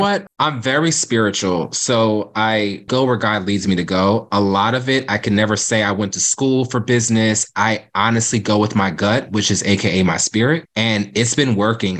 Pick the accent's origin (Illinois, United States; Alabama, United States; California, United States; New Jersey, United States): New Jersey, United States; Cape May; moved away as an adult; now in Philadelphia, United States; Growing up in Cape May, it's very historic